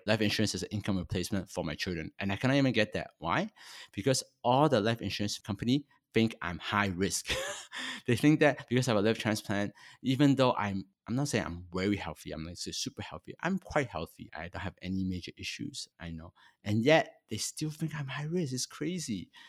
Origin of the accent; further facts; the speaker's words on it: Toronto, Ontario, Canada; also born or lived in Hong Kong; I'm a Chinese born in Hong Kong, and when I was eight, my family migrated to Canada. I, so I grew up in Toronto for pretty much my whole life